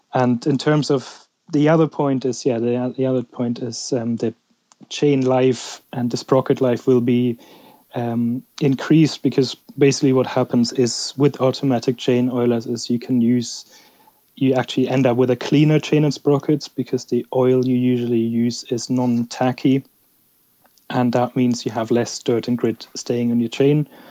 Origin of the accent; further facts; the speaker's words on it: Germany; I'm actually from Germany